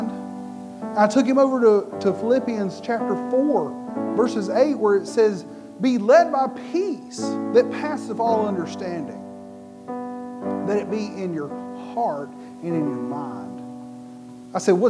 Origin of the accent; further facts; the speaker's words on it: United States; I'm a red-blooded American like everybody else